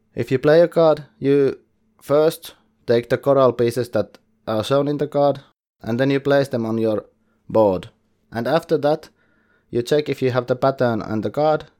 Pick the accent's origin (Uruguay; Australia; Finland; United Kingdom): Finland; English is a second language; I'm from Finland and I can do some coverage in Finnish